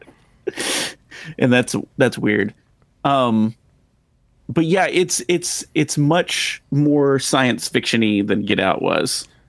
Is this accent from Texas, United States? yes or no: yes; Texas, United States; accent: drawl; we're from Texas, right? So, it's like, I like to think that I don't really have an accent, but there are certain words that I cannot say without, like, a drawl